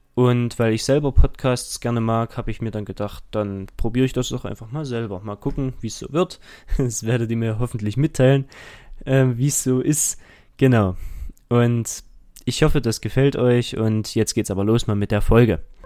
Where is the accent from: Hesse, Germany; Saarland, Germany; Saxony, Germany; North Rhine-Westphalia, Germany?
Saxony, Germany; Dresden; ich komme aus Dresden und gehe dort auch zur Schule